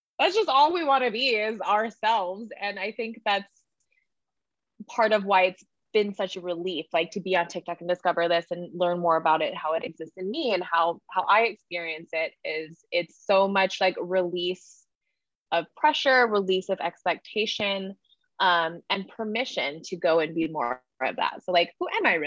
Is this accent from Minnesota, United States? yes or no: no; Hawaii, United States; I grew up in Hawaii